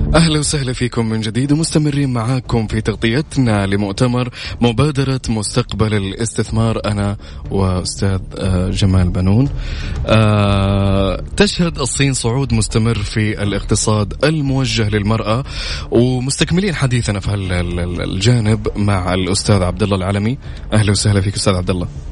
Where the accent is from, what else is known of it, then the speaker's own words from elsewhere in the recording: Saudi Arabia; عندنا في السعودية